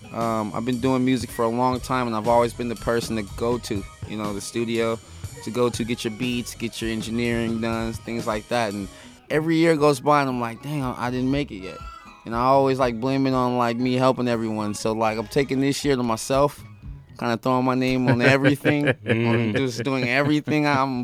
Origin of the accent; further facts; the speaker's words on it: California, United States; Yeah. I'm from the San Gabriel Valley. You know what I'm saying? I've always moved, so I don't really claim an exact city, but I've always been around Pasadena, Duarte, you know. West Covina area.